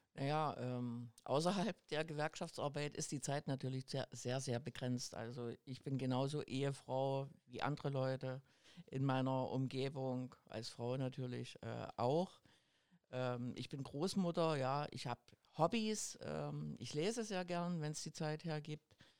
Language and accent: German; GDR, East Germany, Germany; also born or lived in Bischofswerda / Schwedt an der Oder / Potsdam / Dresden; ich bin in der DDR groß geworden